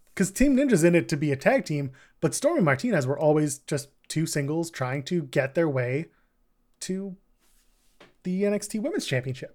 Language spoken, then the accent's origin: English; Canada; We're Canadian.